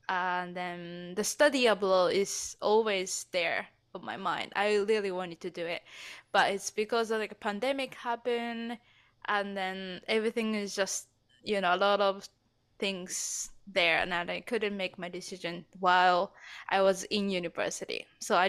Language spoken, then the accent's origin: English; Japan; English is a second language; moved away as an adult; now in Canada; I am originally from Japan. As Justin said, I'm living in Canada.